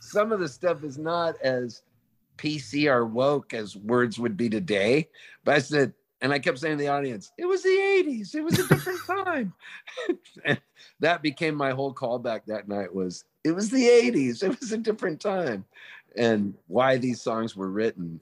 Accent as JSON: {"language": "English", "town": "Palm Springs", "region": "California", "country": "United States", "tie": "born or raised there", "also_born_or_lived": "Halifax, Nova Scotia, Canada", "said": "we moved to Palm Springs and we became U S citizens"}